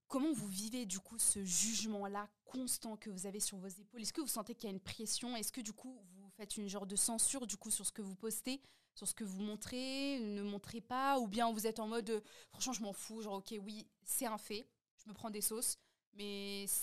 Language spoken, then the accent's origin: French; Morocco; ou bien moi, par exemple, je suis marocaine turque, en général, on est musulman.